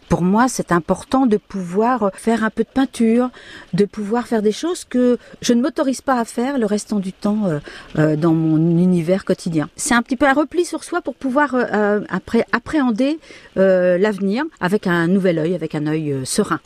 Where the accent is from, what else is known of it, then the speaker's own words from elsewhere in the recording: Cherbourg, Normandy, France; now in Coutances, France; je reviens un peu sur les lieux de mon enfance, parce que je suis originaire de Cherbourg